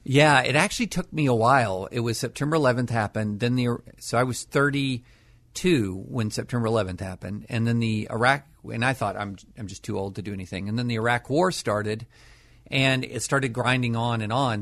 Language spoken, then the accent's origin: English; Kentucky, United States; moved away as an adult; also born or lived in Nashville / Harvard; I grew up in Kentucky